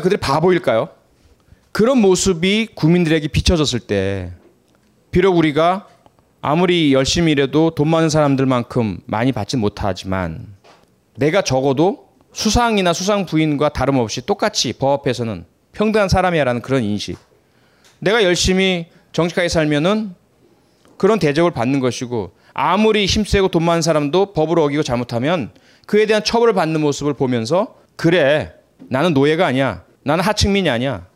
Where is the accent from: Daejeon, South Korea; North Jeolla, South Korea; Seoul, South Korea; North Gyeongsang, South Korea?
North Gyeongsang, South Korea; Pohang; 제 고향은 경상북도 포항입니다